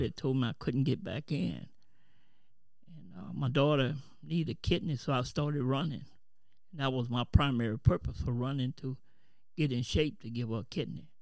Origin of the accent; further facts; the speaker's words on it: New Orleans, Louisiana, United States; now in Kenner, United States; I'm from New Orleans, but presently I stay in Kenner